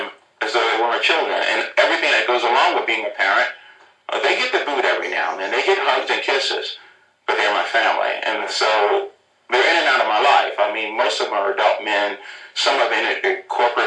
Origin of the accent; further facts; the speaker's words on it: Philadelphia, Pennsylvania, United States; I grew up in the inner city. I grew up in South Philly